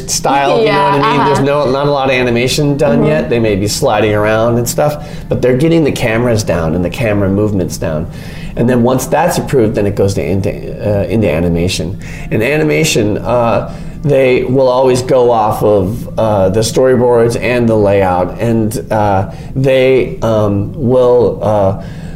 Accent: Minnesota, United States; moved away as an adult; also born or lived in northern Michigan; now in California, United States; I grew up in Minnesota

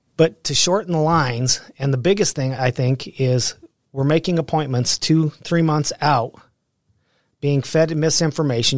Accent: Pueblo, Colorado, United States; also born or lived in Alamosa, Colorado / Denver, Colorado; I grew up in Pueblo, Colorado.

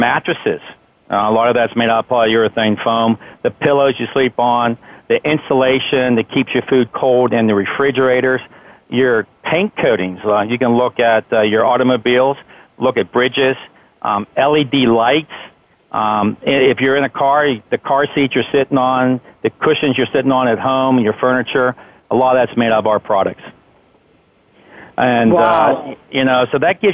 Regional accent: Pittsburgh, Pennsylvania, United States; I'm a Pittsburgh native. I grew up here in the South Hills area of Pittsburgh.

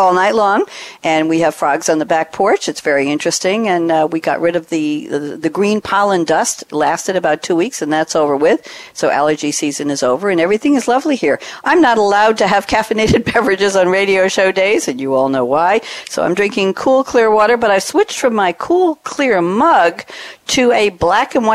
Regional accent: New York, United States; now in Durham, North Carolina, United States; I come from New York

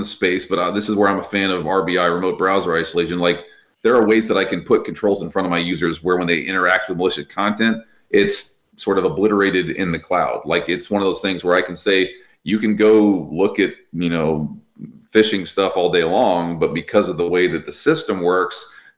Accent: Texas, United States; I'm from Texas

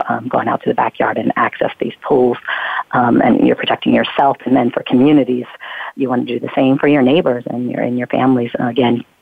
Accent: Pennsylvania, United States; we lived in a town in Pennsylvania, my hometown in Pennsylvania at the time

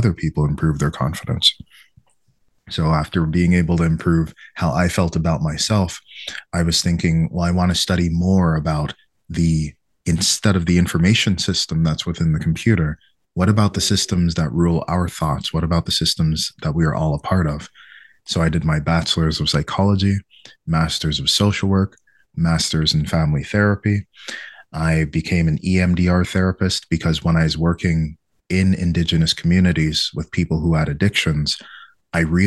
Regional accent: Quebec, Canada; in my town where I was growing up, it was like 99% white Quebecois and 1% me

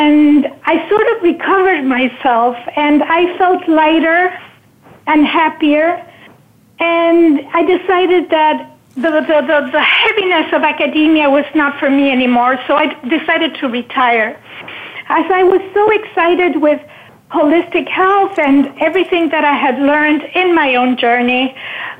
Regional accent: Argentina; moved away as an adult; also born or lived in Northern California; now in United States; I was born in Argentina, and when situations became difficult in the early 80s, after the military dictatorship, I decided to, after I married and I had two daughters

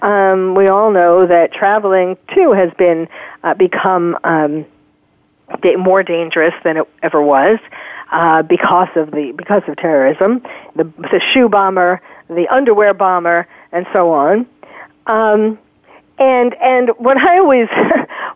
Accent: New York, United States; I was born and raised in New York

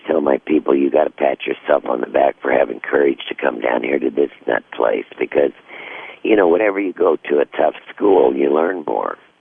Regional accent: Missouri, United States; when I was a girl growing up in Missouri

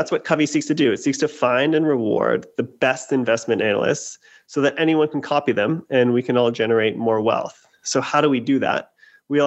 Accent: Canada; moved away as an adult; now in United States; I'm originally Canadian. I moved down to the States in 2008 to work in investment banking

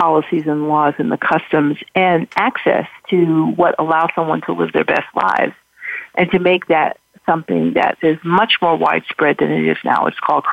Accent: New York City, New York, United States; I grew up in Harlem, and I did a lot of work in Harlem

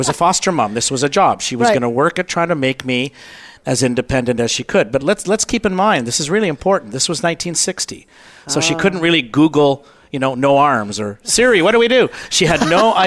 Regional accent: Canada; I'm Canadian

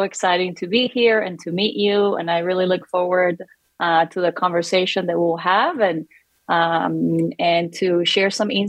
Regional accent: Lima, Peru; moved away as an adult; also born or lived in Lexington, Kentucky; now in Colorado, United States; Well, I was born and raised in Lima, Peru. I lived about 10 minutes from the coast.

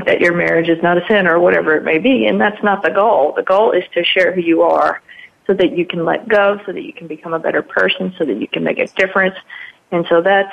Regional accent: Mississippi, United States; it was my hometown

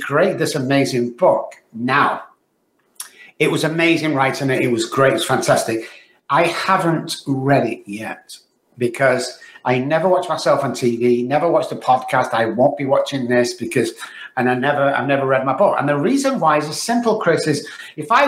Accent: Manchester, North West England, United Kingdom; now in Texas, United States; I was born in Manchester, UK, guys, as you can tell by the accent

